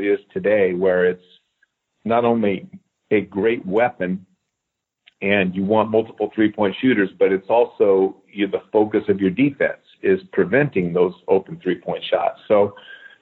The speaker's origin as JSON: {"language": "English", "town": "Eugene", "region": "Oregon", "country": "United States", "tie": "born or raised there", "said": "I grew up in Eugene, Oregon"}